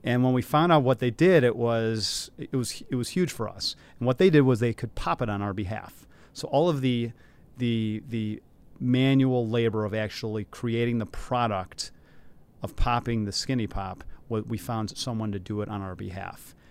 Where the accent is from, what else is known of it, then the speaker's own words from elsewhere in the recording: Detroit, Michigan, United States; moved away as an adult; also born or lived in New York / Philadelphia; now in Chicago, United States; I grew up in the Detroit area